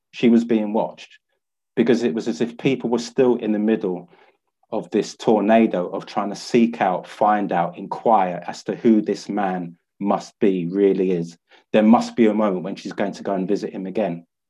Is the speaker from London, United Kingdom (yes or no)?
yes; London, United Kingdom; 28th November 1965. I was born in St Mary's Hospital, Harrow Road. The particular hospital that I was born in, just by the Grand Union Canal, it's no longer there.